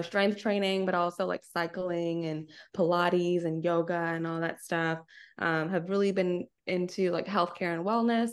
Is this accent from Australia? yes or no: no; Nassau, New Providence, Bahamas; moved away as an adult; also born or lived in Arkansas, United States; now in United States; I'm originally from Nassau, Bahamas, born and raised.